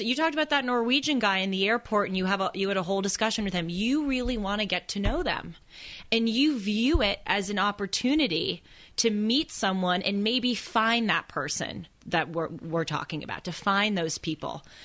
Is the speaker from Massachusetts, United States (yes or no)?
no; Los Angeles, California, United States; growing up in Los Angeles, and especially going to the schools that I went